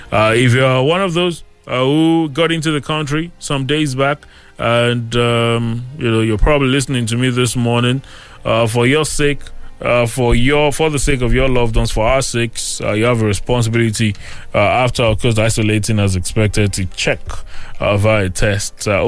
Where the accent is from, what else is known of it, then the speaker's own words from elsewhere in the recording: Nigeria; But as a Nigerian, uh, you can begin